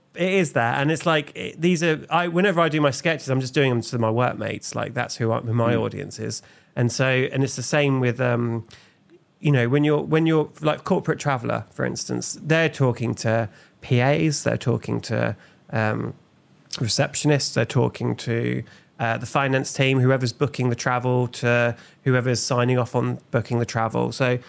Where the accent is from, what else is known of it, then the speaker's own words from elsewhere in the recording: England, United Kingdom; And I'm English, so there's a lot of questions coming up.